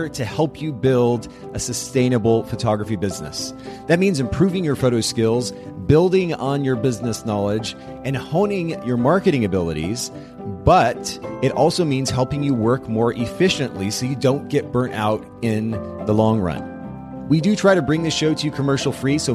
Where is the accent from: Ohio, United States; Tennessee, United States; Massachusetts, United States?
Tennessee, United States; Chattanooga; in my hometown